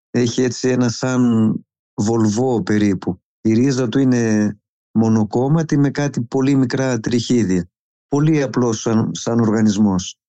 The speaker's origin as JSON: {"language": "Greek", "town": "Anilio", "region": "Epirus", "country": "Greece", "tie": "born or raised there", "said": "γεννήθηκα στο Ανήλιο Μητσόβου, ένα μικρό ορεινό χωριό στην καρδιά της Πίντου"}